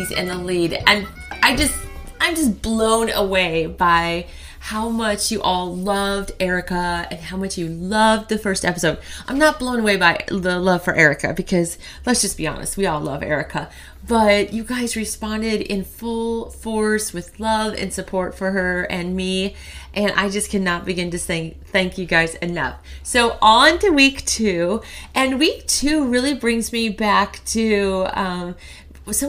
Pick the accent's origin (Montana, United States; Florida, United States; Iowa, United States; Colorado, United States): Iowa, United States; Cedar County; we're from Cedar County.